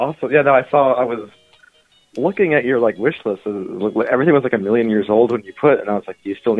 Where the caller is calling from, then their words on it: Tempe, Arizona, United States; I'm calling from Tempe, Arizona.